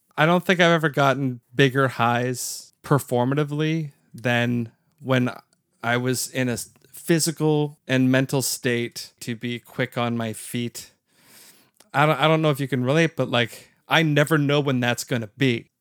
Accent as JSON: {"language": "English", "country": "Canada", "said": "as a Canadian podcast listener and never in attendance"}